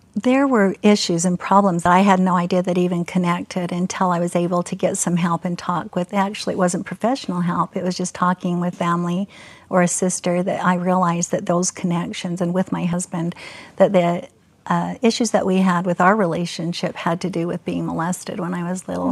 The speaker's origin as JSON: {"language": "English", "town": "Murray", "region": "Utah", "country": "United States", "tie": "born or raised there", "said": "I was raised in Murray, where the Fashion Place Mall is"}